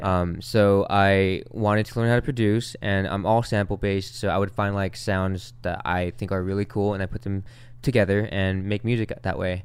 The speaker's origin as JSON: {"language": "English", "town": "Long Beach", "region": "California", "country": "United States", "tie": "born or raised there", "said": "the neighborhood that I grew up in is in Long Beach, and it's called Wrigley."}